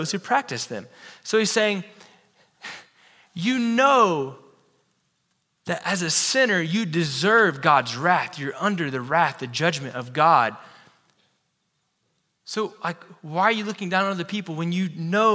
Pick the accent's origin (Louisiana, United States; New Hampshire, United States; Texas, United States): Texas, United States; I'm a Texan